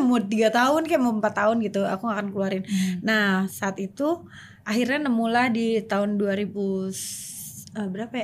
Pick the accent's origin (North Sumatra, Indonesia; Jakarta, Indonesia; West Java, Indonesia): West Java, Indonesia; Sumedang; aku dari kecil kan nyanyi di panggung gitu di, hmm. di di kampung aku tuh di Sumedang itu udah terkenal lah sebagai penyanyi kecil